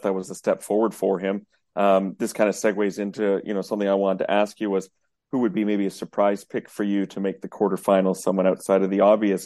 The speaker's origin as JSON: {"language": "English", "country": "Canada", "said": "we're Canadian"}